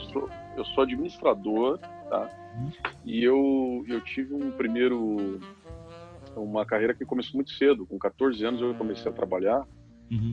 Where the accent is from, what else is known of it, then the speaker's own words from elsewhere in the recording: Curitiba, Paraná, Brazil; um curitibano, onde faz frio